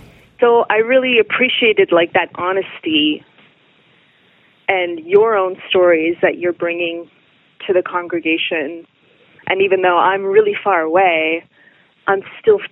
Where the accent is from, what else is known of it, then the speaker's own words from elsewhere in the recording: Quebec, Canada; growing up in Quebec, having a satellite television